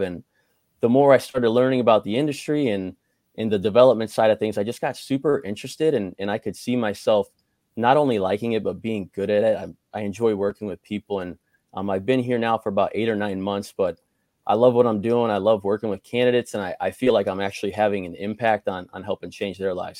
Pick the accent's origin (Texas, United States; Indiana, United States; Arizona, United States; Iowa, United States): Indiana, United States; Crown Point; I grew up in Crown Point, Indiana